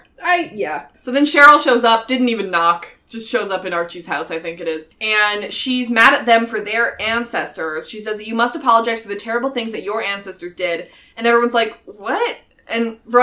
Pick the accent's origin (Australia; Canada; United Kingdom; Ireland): Canada; Us being Canadian